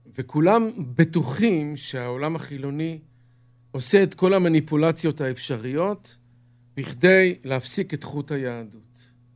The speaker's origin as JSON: {"language": "Hebrew", "town": "Bnei Brak", "region": "Tel Aviv District", "country": "Israel", "tie": "born or raised there", "moved": "yes", "lives_now": "Kiryat Ye'arim, Israel", "said": "גדלתי בבני ברק"}